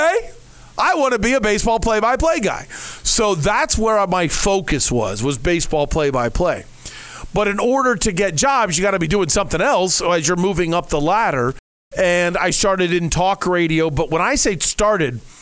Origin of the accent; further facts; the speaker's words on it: Ohio, United States; moved away; I living and growing up in Ohio